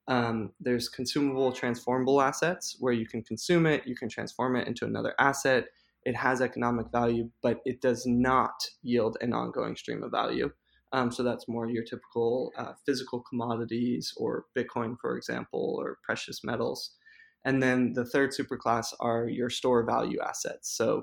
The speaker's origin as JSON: {"language": "English", "region": "Hawaii", "country": "United States", "tie": "born or raised there", "lives_now": "New York, United States", "said": "Some people know this, but I grew up on Hawaii, and so I did retreat to the islands for a little bit, and I'm back in New York at the moment."}